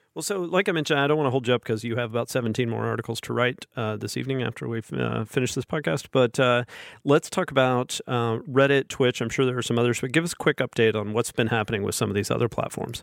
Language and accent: English; Alabama, United States; when I was a kid growing up in Al, in, in Alabama, where I still live in Alabama